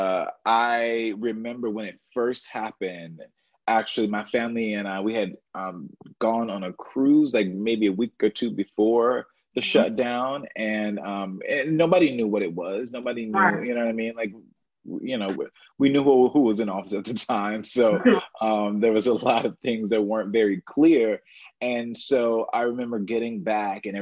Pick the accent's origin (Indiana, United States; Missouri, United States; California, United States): Missouri, United States; St. Louis; moved away; living here away from my family, I'm originally from St. Louis